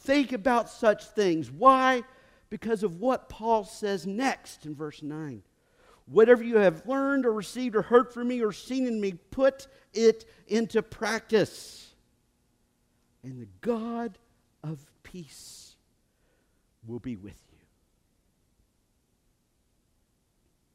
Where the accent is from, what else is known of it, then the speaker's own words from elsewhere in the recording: United States; I come from Woodford County. That's how I pronounce it